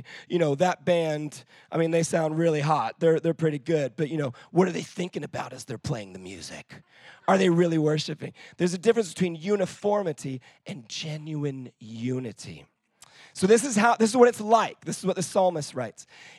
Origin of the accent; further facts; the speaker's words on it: Israel; moved away as an adult; now in United Kingdom; And so here's the thing that I can tell you as somebody who's grown up in Israel.